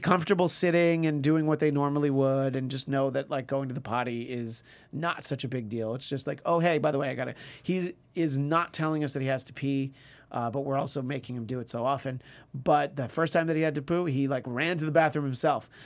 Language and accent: English; New York, United States; moved away; growing up in New York and even going there for Christmases for the first few years that I lived here